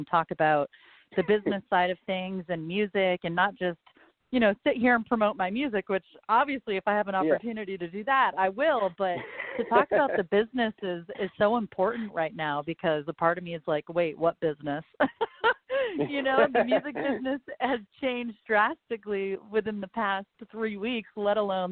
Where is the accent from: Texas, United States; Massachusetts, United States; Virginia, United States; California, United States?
Massachusetts, United States; moved away as an adult; also born or lived in Nashville; I'm originally from Massachusetts. So I'm a northern girl. I grew up there